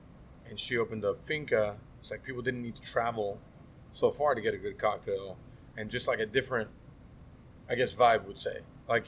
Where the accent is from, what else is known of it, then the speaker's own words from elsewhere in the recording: Miami, Florida, United States; I'm from Little Havana